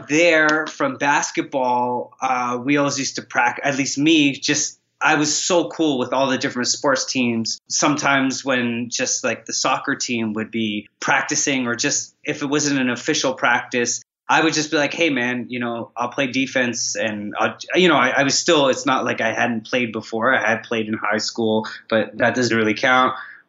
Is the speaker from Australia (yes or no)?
no; Toronto, Ontario, Canada; also born or lived in Trinidad / Vancouver, Canada; Okay, so I spent a good amount of time in Toronto, Canada, Trinidad as well.